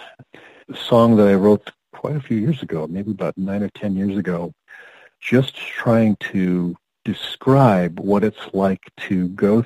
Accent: Rockford, Illinois, United States; moved away as an adult; now in Plymouth, United States; I was born in Illinois, northern Illinois, Rockford. Not a town of note to much extent, but a lovely place to grow up

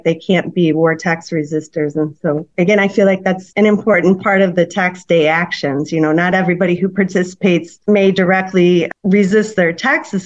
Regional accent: St. Louis, Missouri, United States; growing up in St. Louis, McDonnell Douglas was headquartered here

